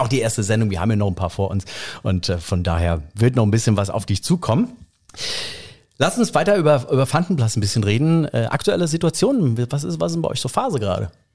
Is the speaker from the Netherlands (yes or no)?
no; Rhineland-Palatinate, Germany; wir als Pfälzer